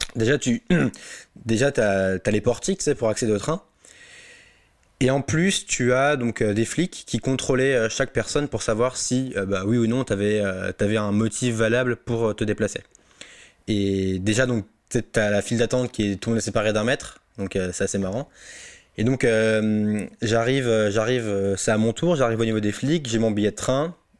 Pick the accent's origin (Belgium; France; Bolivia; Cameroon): France; Alsace, Grand Est; now in Drancy, France; je suis chez moi, en Alsace, posé chez mes parents